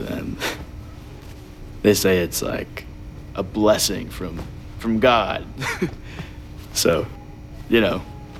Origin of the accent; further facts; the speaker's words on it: Henderson, Texas, United States; Henderson. Texas.